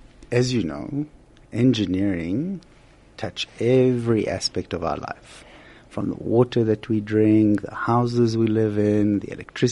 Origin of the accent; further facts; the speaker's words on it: Israel; moved away as an adult; also born or lived in Haifa; now in South Africa; I'm actually from Israel. I was born and raised in Israel. And I studied in Haifa at a place called the Technion